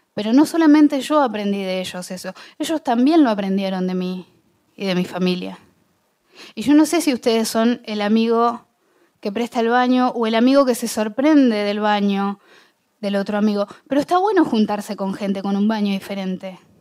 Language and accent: Spanish; Bahía Blanca, Buenos Aires Province, Argentina; born or raised there